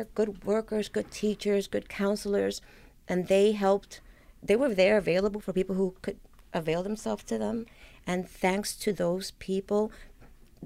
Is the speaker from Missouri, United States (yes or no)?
no; New York City, New York, United States; I grew up in the South Bronx